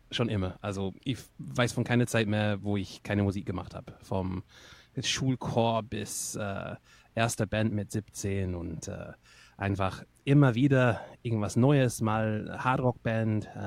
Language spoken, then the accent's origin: German; England, United Kingdom; wo ich herkomme. Also jetzt aus einer Brücke mittlerweile, aber ähm, aufgewachsen bin ich in England, also in Nordengland.